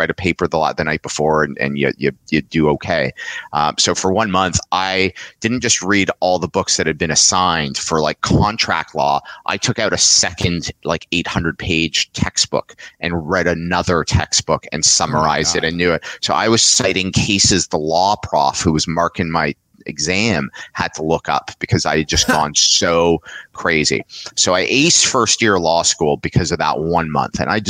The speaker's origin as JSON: {"language": "English", "town": "Montreal", "region": "Quebec", "country": "Canada", "tie": "born or raised there", "also_born_or_lived": "London, Ontario", "moved": "as an adult", "said": "I grew up in Montreal"}